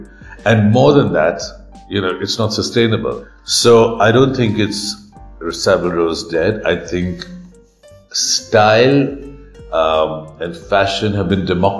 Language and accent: English; India